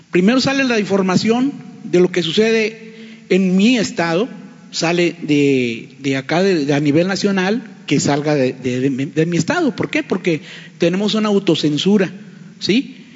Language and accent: Spanish; Tamaulipas, Mexico; soy de portal del Sol Sur, Tamaulipas.